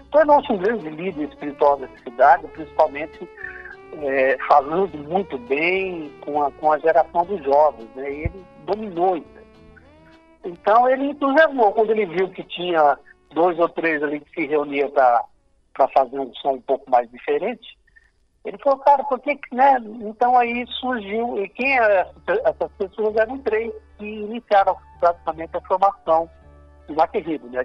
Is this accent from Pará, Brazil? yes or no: no; Salto Grande, São Paulo, Brazil; now in Assis, Brazil; eu sou do estado de Salto Grande, que é próximo aqui de, de Assis